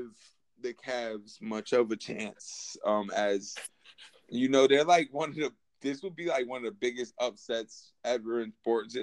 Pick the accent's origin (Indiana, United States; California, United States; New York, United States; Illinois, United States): New York, United States; Syracuse; I'm from Syracuse, proudly. You know what I'm saying? Cubetown, Syracuse, New York